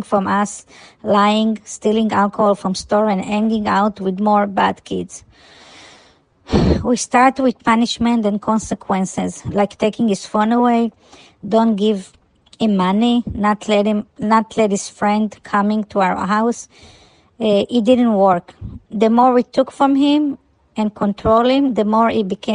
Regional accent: California, United States; We are from California.

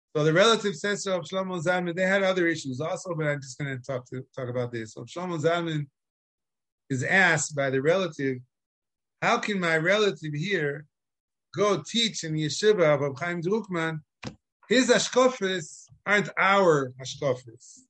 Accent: Chicago, Illinois, United States; now in Israel; I was born in Chicago

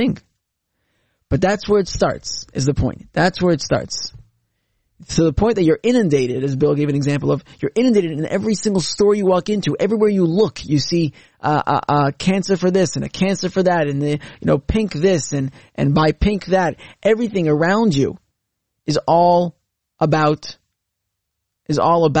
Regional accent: Canada; as a Canadian

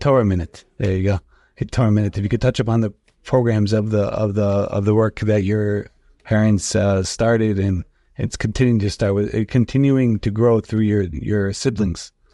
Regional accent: New York City, New York, United States; we grew up together in the Beit Knesset in the shul in Rigo Park

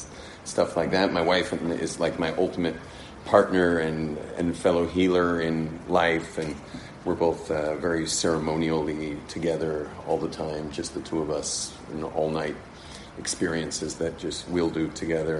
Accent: Southern California, United States; moved away as an adult; now in Israel; born and raised in Southern California

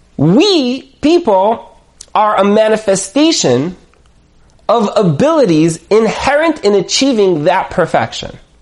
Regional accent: United States; I'm an American

